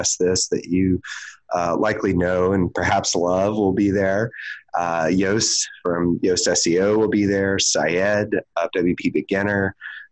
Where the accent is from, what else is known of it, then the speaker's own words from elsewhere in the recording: Houston, Texas, United States; moved away; WordCamp Houston, my hometown.